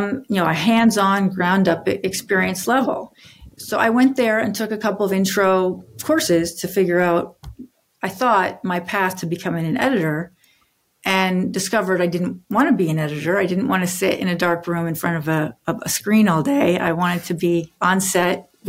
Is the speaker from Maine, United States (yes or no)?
yes; Maine, United States; I'm from Maine originally